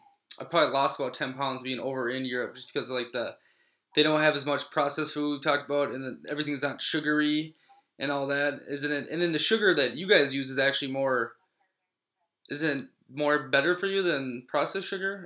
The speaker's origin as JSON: {"language": "English", "country": "United States", "moved": "yes", "said": "being an American"}